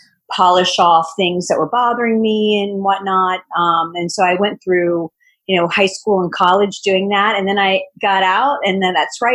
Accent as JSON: {"language": "English", "town": "Richmond", "region": "Virginia", "country": "United States", "tie": "born or raised there", "said": "my hometown of Richmond, Virginia."}